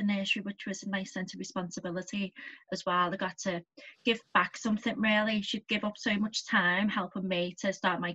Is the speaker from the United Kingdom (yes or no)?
yes; Liverpool, North West England, United Kingdom; I was brought up in Heighton, the posh part